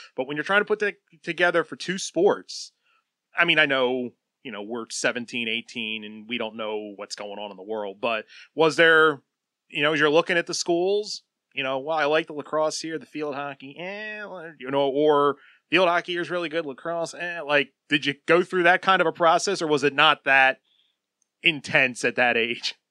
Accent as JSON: {"language": "English", "region": "New Jersey", "country": "United States", "tie": "born or raised there", "said": "I grew up in South Jersey"}